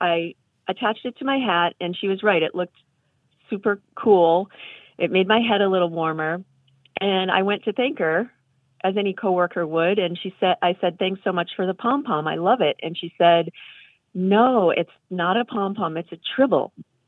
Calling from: Martha's Vineyard, Massachusetts, United States; from Martha's Vineyard.

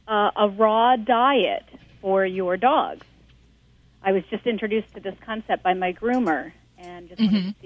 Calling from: Bethlehem, Pennsylvania, United States; Calling from Bethlehem, Pennsylvania.

